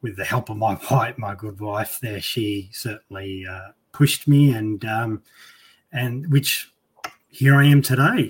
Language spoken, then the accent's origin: English; Central Queensland, Australia; I'm from Central Queensland